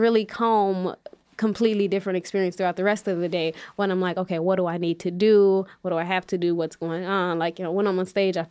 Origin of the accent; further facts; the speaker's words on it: Chicago, Illinois, United States; growing up on the West Side